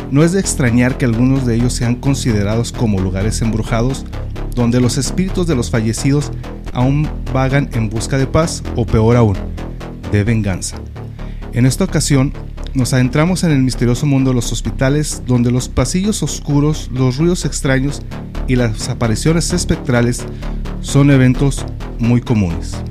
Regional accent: Ciudad Juárez, Chihuahua, Mexico; es nuestro Juárez y sí lo queremos.

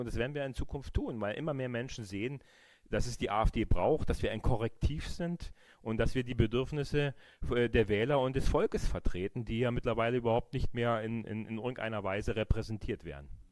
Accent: GDR, East Germany, Germany; Ich habe eine wunderbare Kindheit in der DDR, DDR gehabt

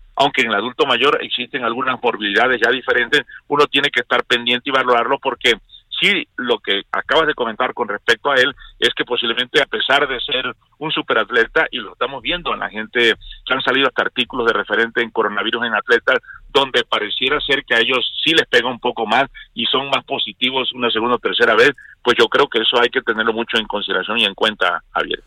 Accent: Mexico; nosotros somos México

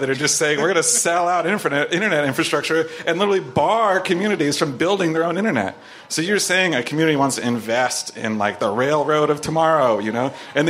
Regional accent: California, United States; I'm from California.

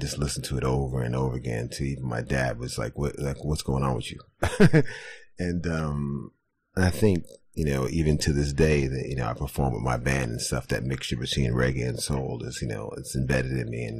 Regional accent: New York City, New York, United States; also born or lived in Mount Vernon, New York; Grew up here in New York. I was born right here in Manhattan, Mount Sinai Hospital.

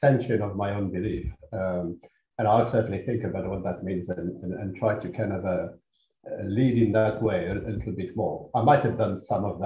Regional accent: Algeria; also born or lived in Paris, France; now in United Kingdom; my father was Algerian, my mother was French

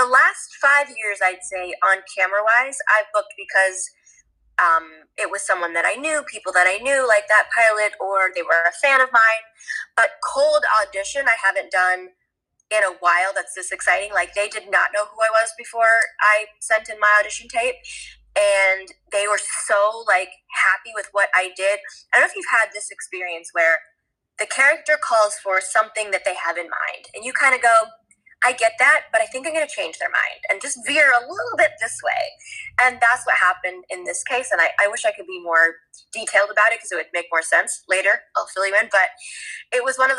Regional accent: Toronto, Ontario, Canada; moved away as an adult; now in Los Angeles, United States; I grew up in Toronto

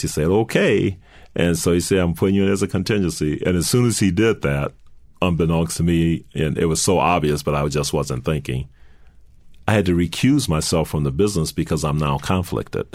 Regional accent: New Orleans, Louisiana, United States; moved away as an adult; I'm from New Orleans

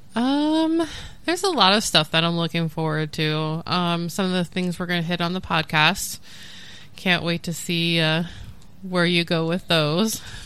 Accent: Nebraska, United States; also born or lived in Oregon; I was born and raised here in Nebraska

